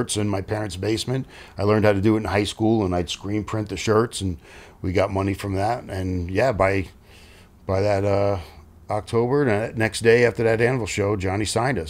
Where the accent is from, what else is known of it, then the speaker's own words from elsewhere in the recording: New York City, New York, United States; I was from Staten Island